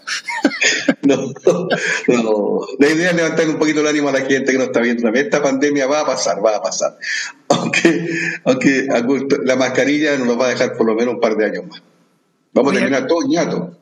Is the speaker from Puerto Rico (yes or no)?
no; Chile; como ciudadano chileno